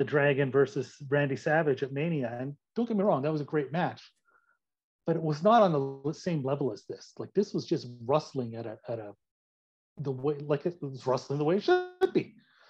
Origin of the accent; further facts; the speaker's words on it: Calgary, Alberta, Canada; I grew up in Calgary, Alberta, Canada